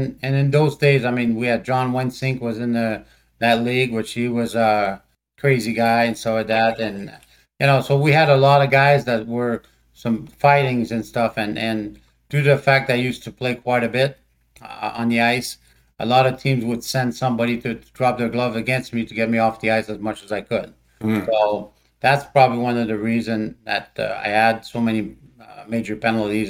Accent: Montreal, Quebec, Canada; moved away; I was born in Montreal, Canada, in the French section of Montreal.

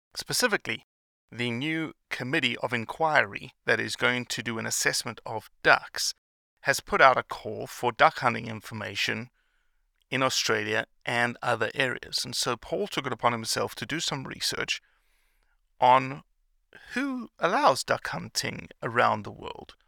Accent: South Africa; as a kid growing up in South Africa

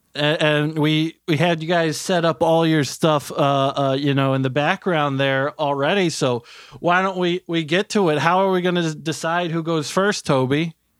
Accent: Dayton, Ohio, United States; I'm from Dayto-, uh, Dayton

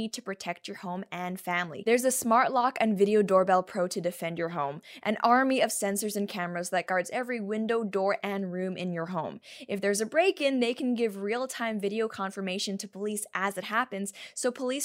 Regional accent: Canada; I'm a Canadian

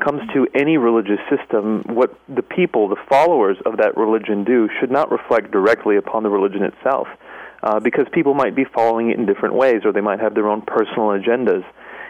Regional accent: United States; for me as an American Muslim, it was a really loving environment. My parents were immigrants to the United States

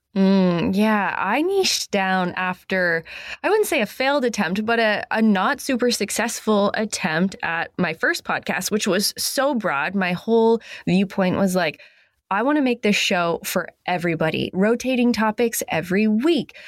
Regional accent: New England, United States; I'm from New England. I live in Maine.

